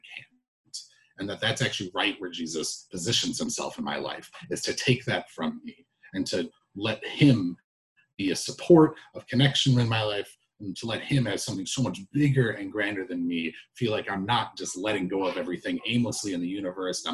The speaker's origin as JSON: {"language": "English", "country": "United States", "said": "as an American"}